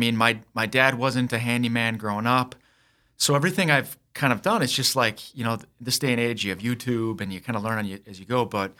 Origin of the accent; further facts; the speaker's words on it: Sioux Falls, South Dakota, United States; also born or lived in Minnesota; And, so I grew up here in Sioux Falls and was away from the state for about 17 years, was in the service, got out and got a law degree, practiced law in rural Minnesota